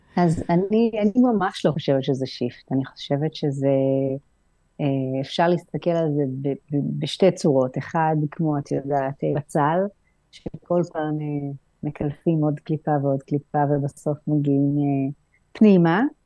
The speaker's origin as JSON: {"language": "Hebrew", "country": "Israel", "moved": "yes", "lives_now": "Greece", "said": "ואני מהארץ"}